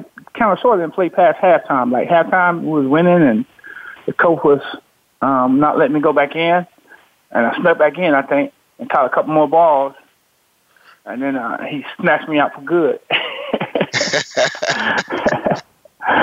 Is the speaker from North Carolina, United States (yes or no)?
no; Greensboro, Alabama, United States; When I was a young kid, growing up in Greensboro, Alabama